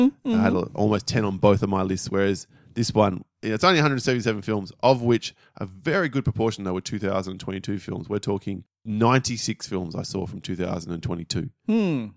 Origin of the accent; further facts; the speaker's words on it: United Kingdom; now in Perth, Australia; basically, being a Brit in Perth, I just can't connect to Aussie rules.